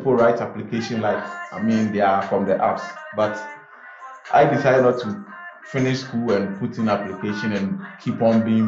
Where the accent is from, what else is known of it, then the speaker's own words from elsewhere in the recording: Kasoa, Central Region, Ghana; I'm from Kaswa. Who even have a laptop? We don't even have laptops in that community.